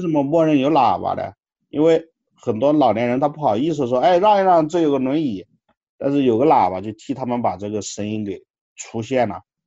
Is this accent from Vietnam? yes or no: no; Jingzhou, Hubei, China; now in Chengdu, China; 像我家乡荆州没有轨道